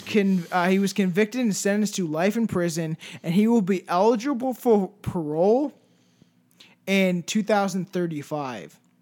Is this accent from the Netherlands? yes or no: no; Paris, Ontario, Canada; also born or lived in Brantford, Ontario; Paris is, like, a little tiny town full of drugs that I grew up